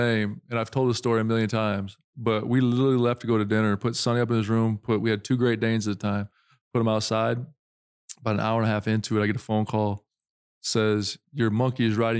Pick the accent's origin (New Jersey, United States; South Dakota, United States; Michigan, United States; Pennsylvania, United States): South Dakota, United States; I'm from South Dakota